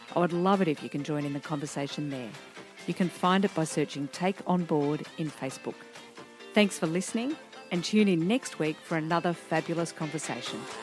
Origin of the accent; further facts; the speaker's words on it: Diamond Creek, Victoria, Australia; also born or lived in Melbourne / Thornbury; I grew up in Diamond Creek.